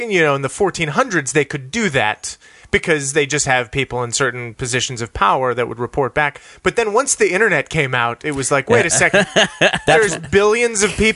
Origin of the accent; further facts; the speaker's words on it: El Paso, Texas, United States; also born or lived in Cleveland, Ohio; I was born in Cleveland, Ohio, and then moved to El Paso, Texas when I was 4